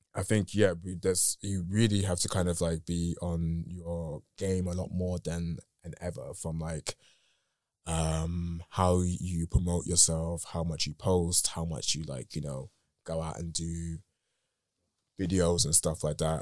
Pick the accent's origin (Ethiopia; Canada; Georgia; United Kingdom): United Kingdom; accent: British; my English is very English in the British in the British sense. So a lot of times it comes out in a very I don't know, like my friends make fun of my accent